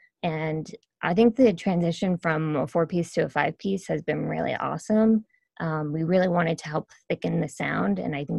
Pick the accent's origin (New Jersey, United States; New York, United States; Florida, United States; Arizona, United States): New York, United States; Lindenhurst; I'm from Lindenhurst. I'm born and raised in New York.